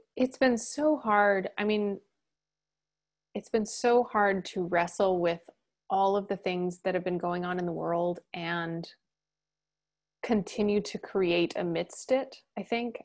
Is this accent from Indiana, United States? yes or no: no; Blackfeet Reservation, Montana, United States; I grew up on the Blackfoot Reservation in Montana